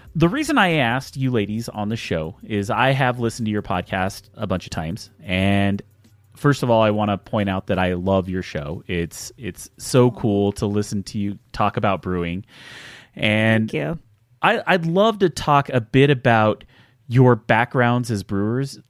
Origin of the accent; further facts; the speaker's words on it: Salt Lake City, Utah, United States; I'm from Salt Lake